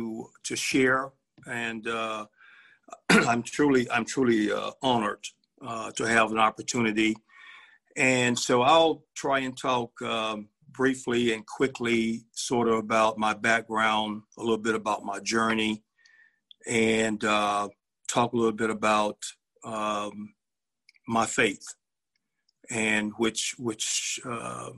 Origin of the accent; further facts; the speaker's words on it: Birmingham, Alabama, United States; I was born and raised in Birmingham, Alabama